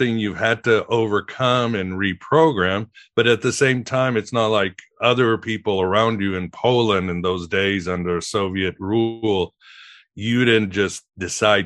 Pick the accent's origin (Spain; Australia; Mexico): Mexico; I grew up in Mexico